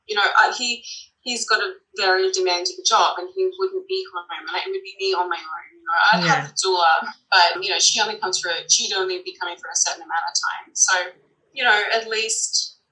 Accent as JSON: {"language": "English", "country": "Australia", "moved": "as an adult", "lives_now": "New York, United States", "said": "we're Australian"}